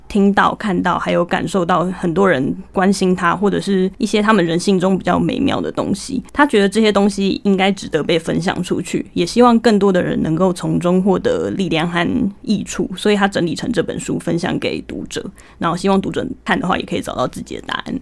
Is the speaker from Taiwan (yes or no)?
yes; Taiwan; 我们台湾人